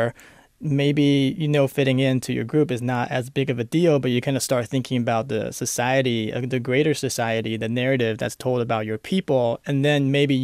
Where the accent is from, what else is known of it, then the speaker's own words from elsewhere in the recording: Los Angeles, California, United States; English is a second language; In LA, where I grew up, in San Fernando Valley